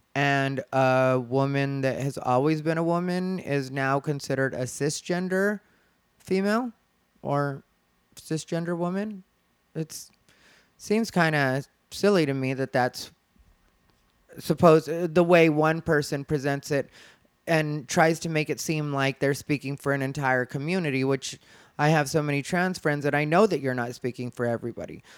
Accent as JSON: {"language": "English", "region": "Arizona", "country": "United States", "moved": "yes", "said": "I'm from Arizona. If you don't know, that's my home state"}